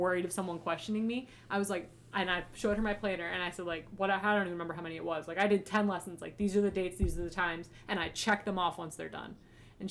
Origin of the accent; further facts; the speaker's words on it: Maryland, United States; moved away as an adult; now in Michigan, United States; I grew up in Maryland.